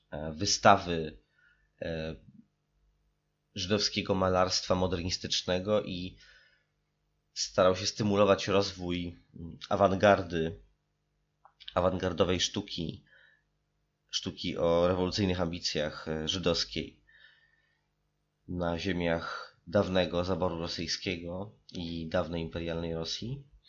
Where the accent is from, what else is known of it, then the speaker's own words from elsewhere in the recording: Warsaw, Masovian Voivodeship, Poland; Warszawę, z której nadaję i która jest moim rodzinnym miastem